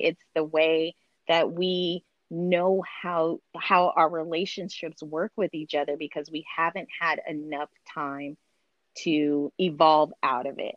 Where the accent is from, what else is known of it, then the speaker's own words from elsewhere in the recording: Seattle, Washington, United States; also born or lived in Brooklyn, New York / Bremerton, Washington; now in California, United States; I grew up in Seattle